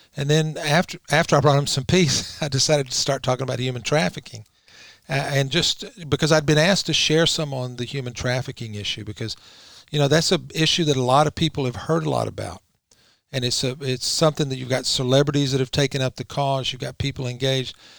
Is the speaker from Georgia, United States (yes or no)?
yes; Georgia, United States; I'm from Georgia